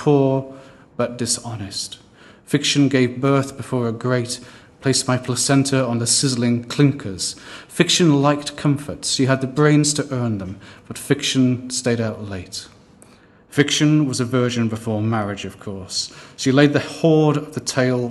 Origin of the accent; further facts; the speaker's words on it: Blackpool, North West England, United Kingdom; I grew up in Blackpool on the coast of Lancashire